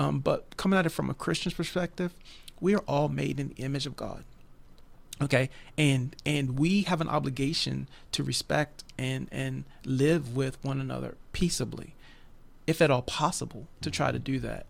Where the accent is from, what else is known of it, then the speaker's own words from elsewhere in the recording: West Virginia, United States; I'm a West Virginia boy, been, lived here all my life